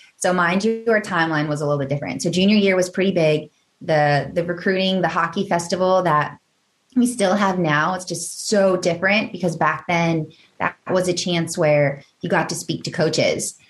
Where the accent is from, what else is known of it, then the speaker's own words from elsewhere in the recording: Northern Virginia, United States; I grew up in Northern Virginia